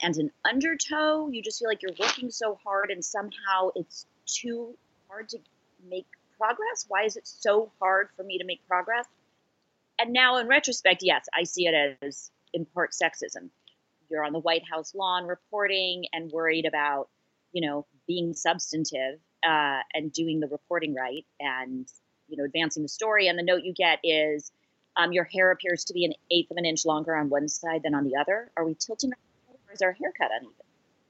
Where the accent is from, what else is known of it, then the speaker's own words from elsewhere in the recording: Los Angeles, California, United States; moved away as an adult; also born or lived in Orlando, Florida; I'm from Los Angeles, California, and my first job was across the country in Orlando, Florida